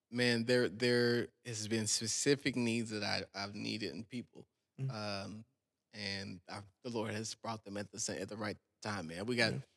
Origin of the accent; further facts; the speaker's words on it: Texas, United States; I'm from South Texas, bro.